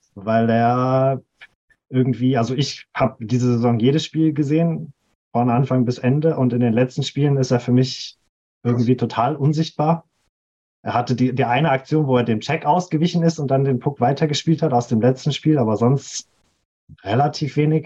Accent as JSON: {"language": "German", "area": "Ruhr area", "region": "North Rhine-Westphalia", "country": "Germany", "said": "ich komme aus dem hässlichen Ruhrgebiet"}